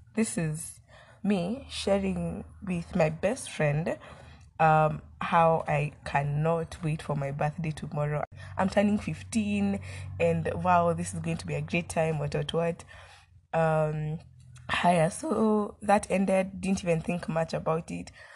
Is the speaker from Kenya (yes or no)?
yes; Kenya; as a Kenyan citizen.